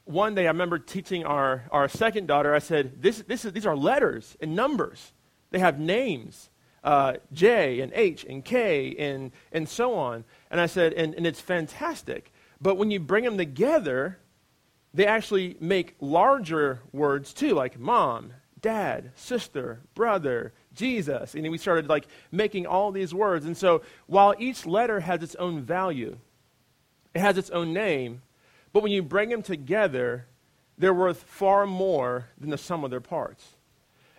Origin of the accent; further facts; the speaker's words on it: United States; as an American